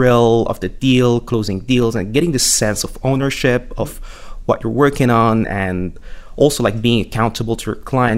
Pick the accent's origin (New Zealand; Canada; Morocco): Morocco; also born or lived in France / United Kingdom / Paris; now in London, United Kingdom; I was born and raised in Morocco, and I like to say that I matured in France and the UK